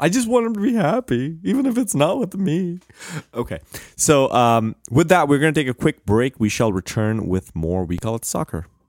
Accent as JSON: {"language": "English", "country": "India", "tie": "born or raised there", "moved": "yes", "said": "growing up in India"}